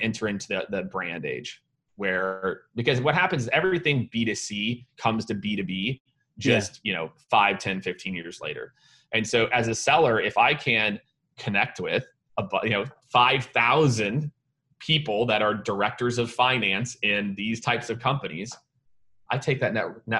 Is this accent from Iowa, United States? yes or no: yes; Primghar, Iowa, United States; born there; So I was born in a town of 900 people in Iowa called Primgar. It's in like north central Iowa, if you're going to look it up on a map